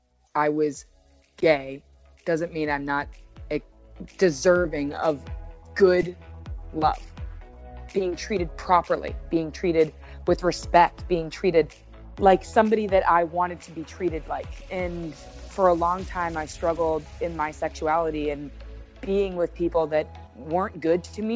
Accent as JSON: {"language": "English", "region": "Connecticut", "country": "United States", "said": "I love the Connecticut Sun because I'm from Connecticut."}